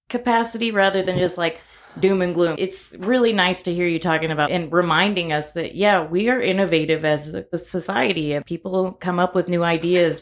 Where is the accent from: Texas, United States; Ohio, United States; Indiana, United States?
Texas, United States; Corpus Christi; now in Lubbock, United States; growing up in Corpus